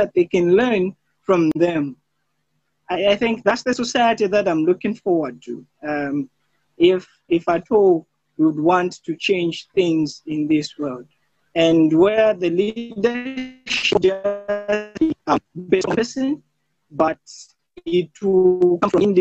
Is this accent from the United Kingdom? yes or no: no; Zambia; I'm from Zambia